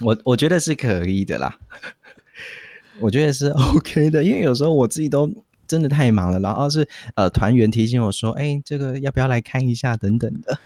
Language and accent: Chinese; Taiwan; accent: Taiwanese Mandarin; 我们有一点台湾国语